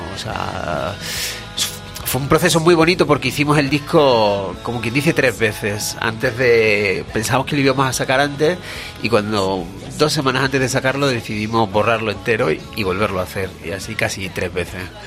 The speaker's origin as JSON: {"language": "Spanish", "town": "Badajoz", "region": "Extremadura", "country": "Spain", "moved": "as an adult", "lives_now": "Madrid, Spain", "said": "soy de Extremadura, de Badajoz, al lado de Portugal"}